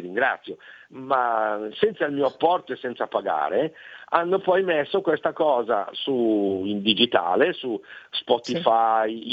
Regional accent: Brazil; now in Milan, Italy; sono nato in Brasile

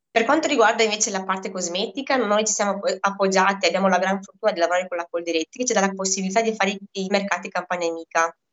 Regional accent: Moldova; now in Italy; io vengo da Moldavia, al quale lavorevamo tela per viverci

